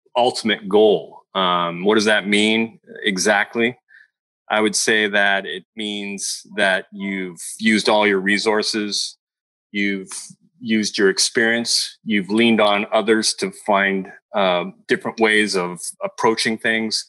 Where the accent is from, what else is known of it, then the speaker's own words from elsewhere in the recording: Montreal, Quebec, Canada; now in California, United States; I'm from Montreal.